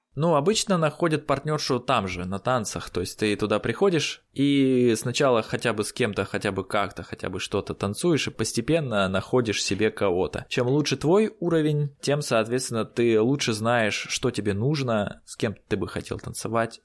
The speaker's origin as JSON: {"language": "Russian", "region": "Siberia", "country": "Russia", "said": "я человек из Сибири"}